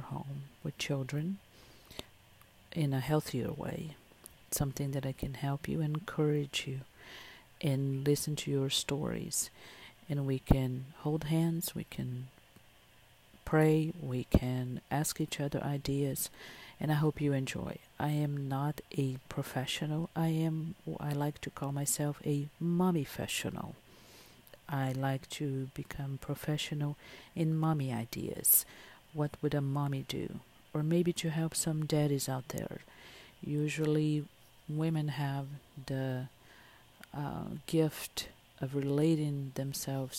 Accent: Brazil; moved away; I am originally born and raised in Brazil

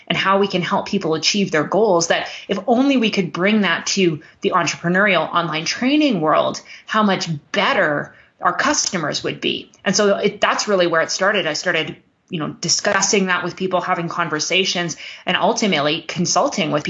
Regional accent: Canada; also born or lived in Alberta, Canada; I'm Canadian. I live in Alberta, Canada

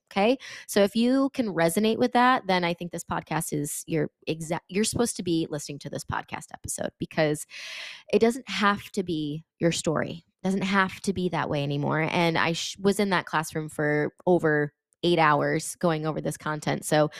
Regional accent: Connecticut, United States; I'm from Connecticut and I was in California yesterday and I was teaching.

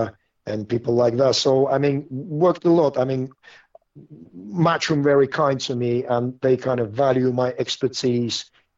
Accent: Russia; also born or lived in London; now in Southampton, United Kingdom; Just Southampton was the town I came to from Russia and stayed my home. I lived in London for a while, but I came back to Southampton

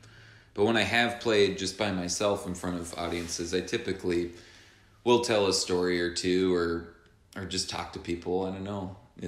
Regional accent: New York, United States; I'm walking here. I'm a New Yorker.

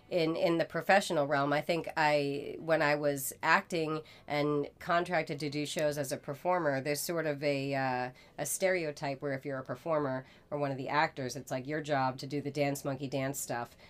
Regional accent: Masconomet, Massachusetts, United States; both graduated from Masco.

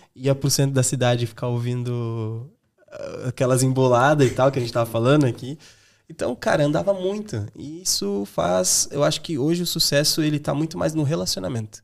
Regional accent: São Paulo, Brazil; moved away as an adult; now in Ireland; Eu sou de São Paulo, da zona leste de São Paulo

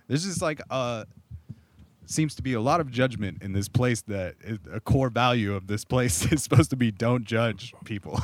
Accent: Corona, California, United States; where I grew up in Southern California, which is just concrete suburbs

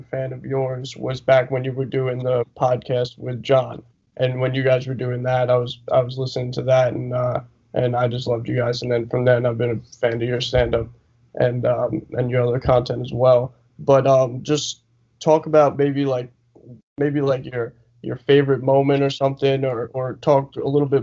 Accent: Long Island, New York, United States; I'm from Long Island

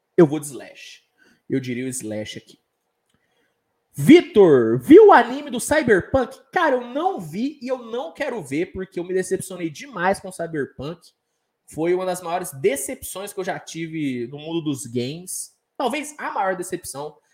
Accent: Minas Gerais, Brazil; Sou de Minas

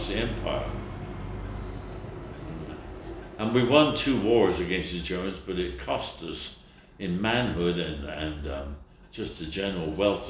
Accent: England, United Kingdom; See, I come from England.

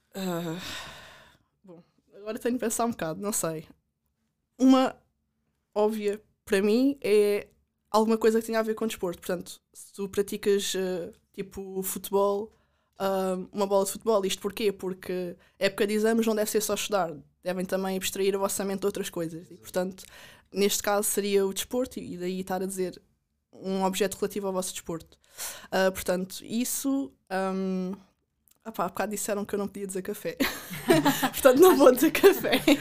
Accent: Caldas da Rainha, Leiria District, Portugal; also born or lived in United States; sou das Calas da Rainha

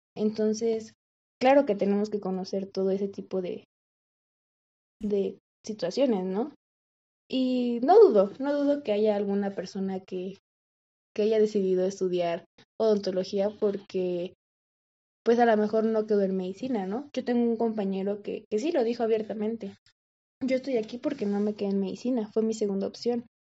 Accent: Mexico; aquí en México, bueno, lo que yo he visto aquí en, en mi país

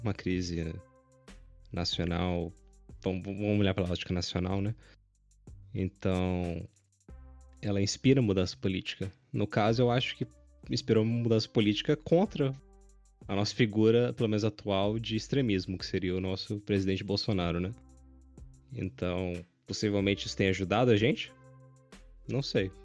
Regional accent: Brazil; eu sou brasileiro

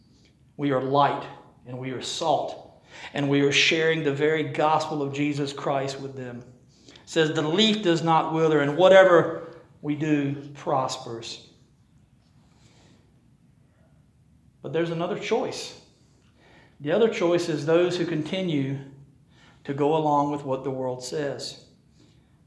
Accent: Rocky Mount, North Carolina, United States; we're from Rocky Mount

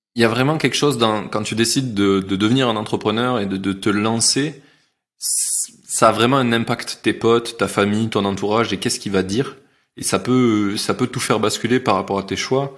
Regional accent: Carcassonne, Occitania, France; je viens de Carcassonne

